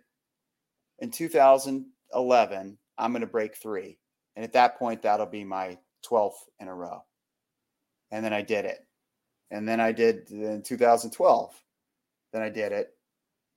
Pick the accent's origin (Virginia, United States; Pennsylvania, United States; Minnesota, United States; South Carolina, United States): Virginia, United States; Arlington; my hometown, Arlington